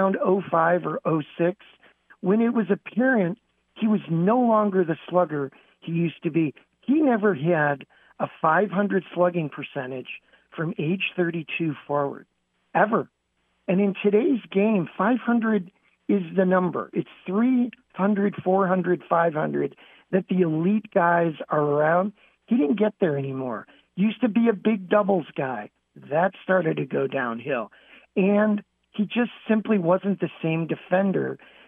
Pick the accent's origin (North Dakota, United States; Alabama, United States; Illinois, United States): Illinois, United States; Chicago; being from Lane Tech